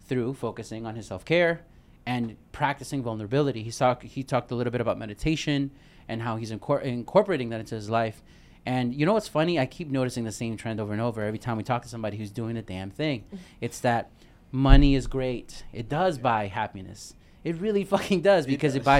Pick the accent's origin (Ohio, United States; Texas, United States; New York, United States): New York, United States; New York City; I'm from Brooklyn